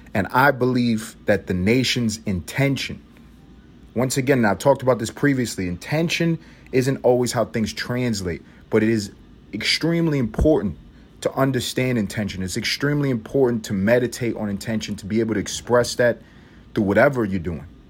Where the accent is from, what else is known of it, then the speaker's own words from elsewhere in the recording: United States; I'm American